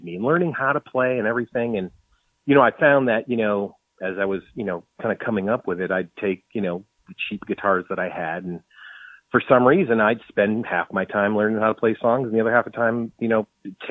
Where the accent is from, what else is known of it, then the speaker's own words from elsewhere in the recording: New England, United States; now in Austin, United States; I'm originally from New England